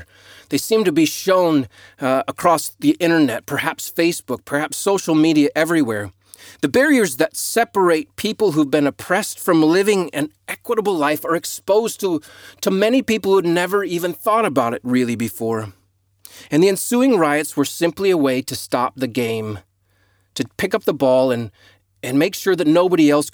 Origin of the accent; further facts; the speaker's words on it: United States; moved away as an adult; now in Australia; growing up in the United States